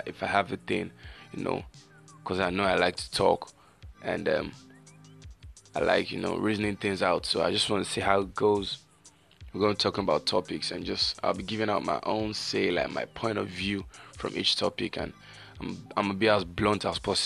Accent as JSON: {"language": "English", "country": "Nigeria", "accent": "Nigerian", "said": "I know from my accent, you all know already that I'm a Nigerian"}